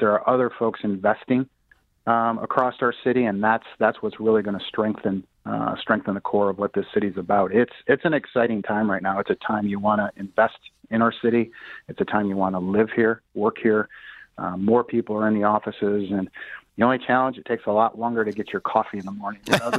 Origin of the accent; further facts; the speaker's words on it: Port Huron, Michigan, United States; my hometown of Port Huron, Michigan